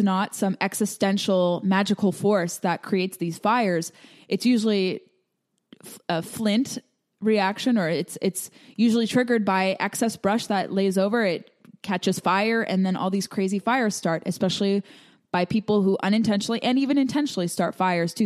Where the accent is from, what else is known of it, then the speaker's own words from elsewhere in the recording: California, United States; I grew up in California where we had so much dry brush